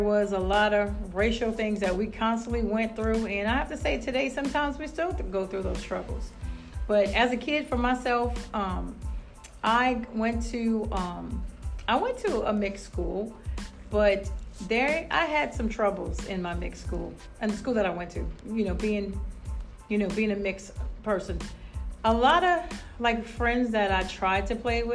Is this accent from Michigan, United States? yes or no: no; New Iberia, Louisiana, United States; I am from New Iberia, Louisiana, born and raised there.